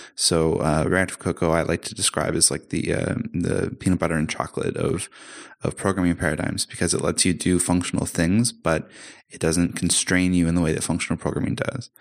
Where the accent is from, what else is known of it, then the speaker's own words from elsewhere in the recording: Canada; now in Amsterdam, Netherlands; I'm Canadian, but I'm living in Amsterdam at the moment